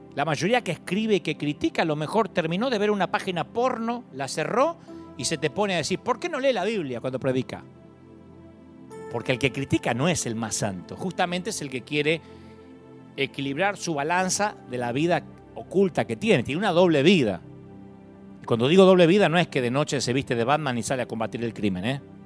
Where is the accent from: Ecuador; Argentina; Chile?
Argentina; Billinghurst, Buenos Aires Province; Yo sé de dónde vengo, yo vengo de Billinghurst